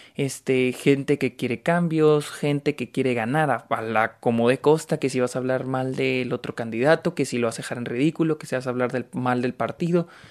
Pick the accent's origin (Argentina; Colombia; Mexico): Mexico; soy de México